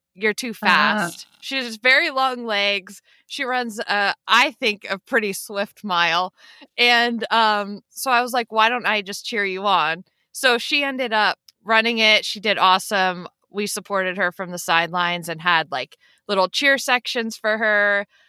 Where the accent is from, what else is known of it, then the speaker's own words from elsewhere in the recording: Pennsylvania, United States; Pennsylvania. So I'm like, I always say not the Pittsburgh side. closer to Philadelphia.